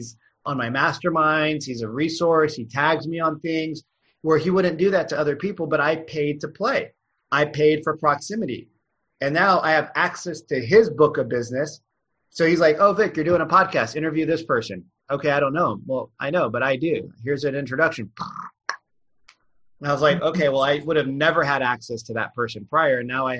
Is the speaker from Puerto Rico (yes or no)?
no; India; I mean, I'm Indian, so I'm really good at math, but your people might not.